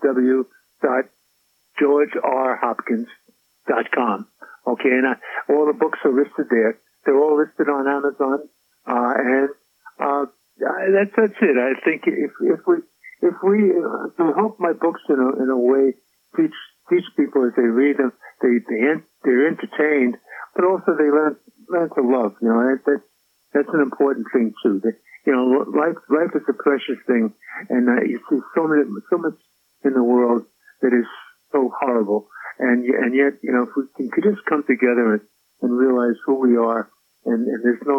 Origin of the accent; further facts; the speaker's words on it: New York City, New York, United States; also born or lived in Brooklyn, New York / Manhattan, New York / Queens, New York / Staten Island, New York; I feel I'm a New Yorker, born and bred. As I used to say, born in Brooklyn, we were raised in the Bronx